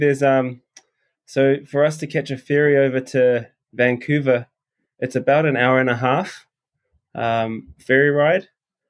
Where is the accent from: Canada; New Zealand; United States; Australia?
New Zealand; moved away as an adult; I grew up in New Zealand